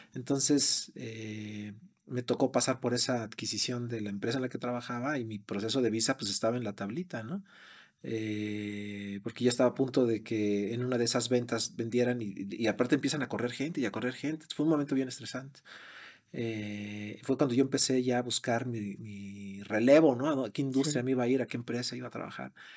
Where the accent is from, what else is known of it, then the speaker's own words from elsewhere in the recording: Mexico; moved away as an adult; also born or lived in Brazil / London, England; now in United States; siendo mexicano